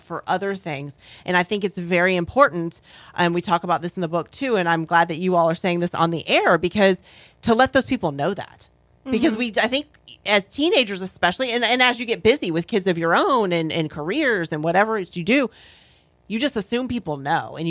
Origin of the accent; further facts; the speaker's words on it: Florida, United States; moved away as an adult; also born or lived in North Carolina; I grew up in Florida, and I moved away to North Carolina for about 14 years